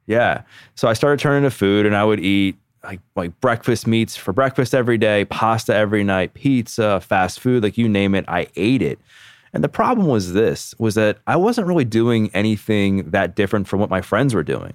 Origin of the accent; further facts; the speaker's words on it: Baltimore, Maryland, United States; I grew up born and raised in Baltimore, Maryland, have never left my hometown